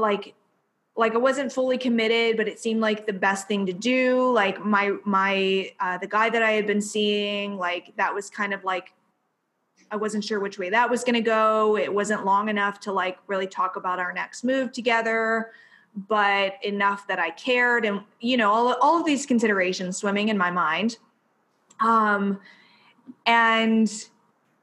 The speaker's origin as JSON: {"language": "English", "area": "near Columbus", "region": "Ohio", "country": "United States", "tie": "born or raised there", "moved": "as an adult", "said": "I live like 45 minutes from Columbus, Ohio, and it's real sleepy here. This is my hometown."}